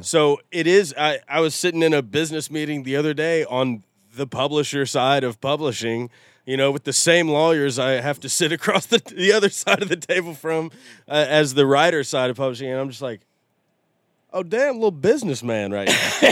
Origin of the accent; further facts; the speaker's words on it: Nashville, Tennessee, United States; I grew up in Nashville.